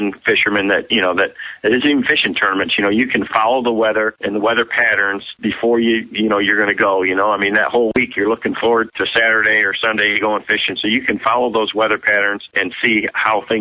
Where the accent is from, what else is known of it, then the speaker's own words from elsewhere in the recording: Michigan, United States; growing up in Michigan and fishing, you know, all over the state where we have a big diversity in water